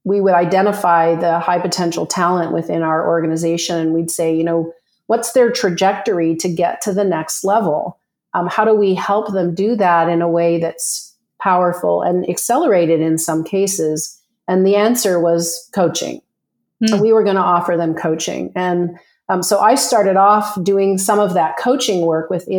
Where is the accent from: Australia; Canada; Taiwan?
Canada; moved away as an adult; now in Scottsdale, United States; I'm a Canadian who moved to Scottsdale, Arizona with my husband to get away from the cold.